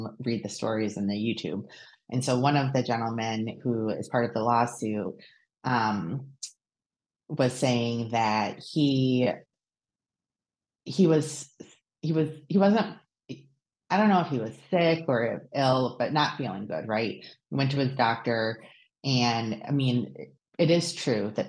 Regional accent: Michigan, United States; I grew up in Michigan.

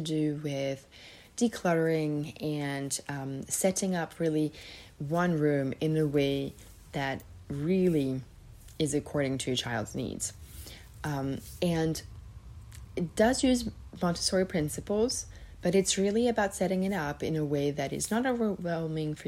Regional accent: Serbia; moved away; also born or lived in Switzerland; I'm originally from Serbia

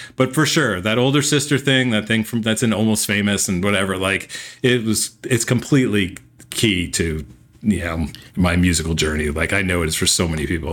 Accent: Morristown, New Jersey, United States; I was growing up in New Jersey.

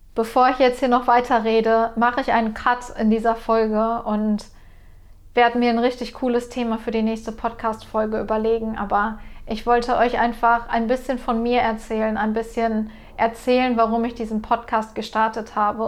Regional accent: Ruhr area, near the Sauerland border, North Rhine-Westphalia, Germany; ich komme aus Deutschland, aus dem Ruhrgebiet, Grenze Sauerland

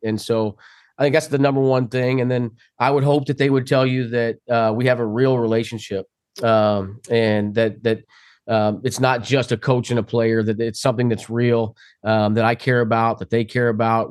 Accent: Kansas, United States; I was very fortunate growing up in Kansas

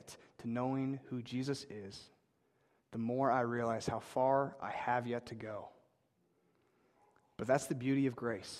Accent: Ankeny, Iowa, United States; I'm from Ankeny, Iowa, and I grew up in two different houses.

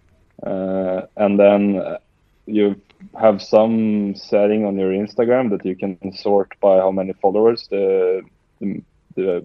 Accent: Västerås, Västmanland, Sweden; I grew up in a town called Västerås. It's 1 hour west of Stockholm.

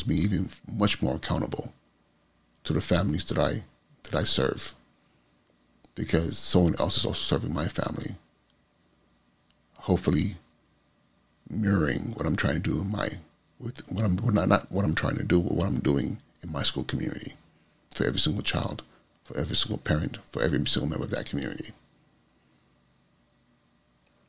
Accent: California, United States; the community I grew up in California

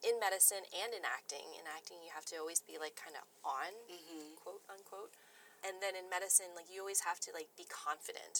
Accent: United States; growing up as the only Asian American in a small U.S. town

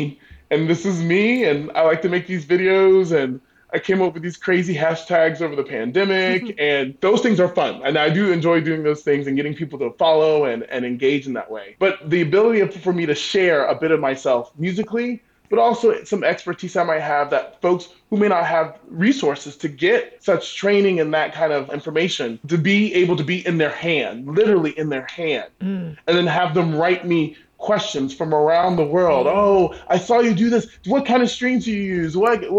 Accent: Southeast, United States; Growing up on the East Coast, the Southeast Coast of the United States, hurricanes are kind of where it's at for me.

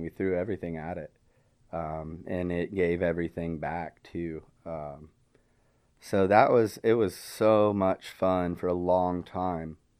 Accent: Wichita, Kansas, United States; moved away; also born or lived in Texas; I was eleven, kinda locally in the Wichita, Kansas area. Um, and it took all of a half of a year for my parents to get behind me, start a B M X track in my hometown

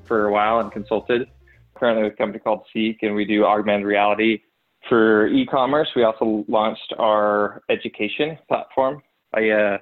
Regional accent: Logan, Utah, United States; now in Salt Lake Valley, United States; I grew up in Logan, Utah, smaller town, but not really

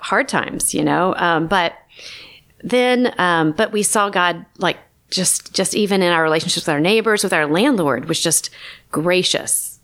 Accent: Chattanooga, Tennessee, United States; now in Los Angeles, United States; I grew up in Chattanooga

